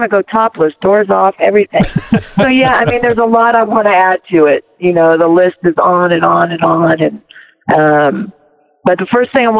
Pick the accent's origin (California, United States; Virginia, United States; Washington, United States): California, United States; Silicon Valley area, Northern; also born or lived in Long Beach, California; now in Big Bear, United States; Originally from Long Beach. That's where I was born, but I grew up in Northern California, Silicon Valley area, and I currently live in Big Bear, California.